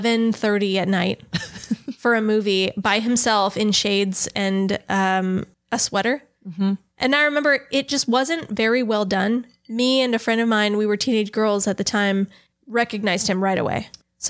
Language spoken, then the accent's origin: English; Burbank, California, United States; basically growing up in and around San Fernando Valley